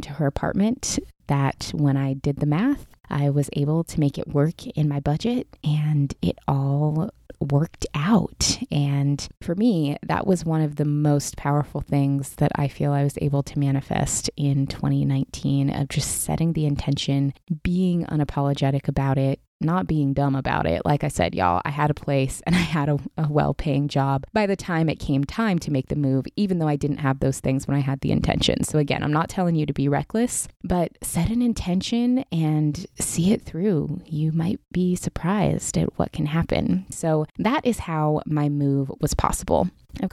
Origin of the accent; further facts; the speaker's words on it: Pacific Northwest, United States; moved away as an adult; now in Southern California, United States; I grew up in the Pacific Northwest, was born and raised there